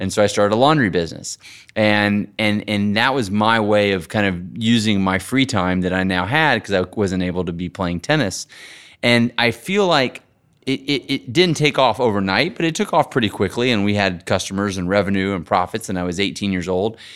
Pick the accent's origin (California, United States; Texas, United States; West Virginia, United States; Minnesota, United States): Texas, United States; I grew up in Texas, riding horses a little bit